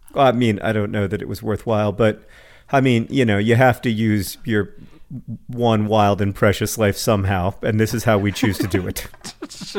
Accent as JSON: {"language": "English", "town": "Orlando", "region": "Florida", "country": "United States", "tie": "born or raised there", "said": "I grew up in Orlando, Florida"}